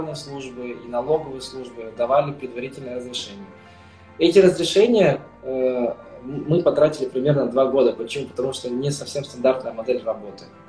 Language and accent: Russian; Kazakhstan; moved away as an adult; now in Spain; я сам родом из Казахстана. Сейчас, на данный момент, я уже 10 лет, более 10 лет проживаю в Испании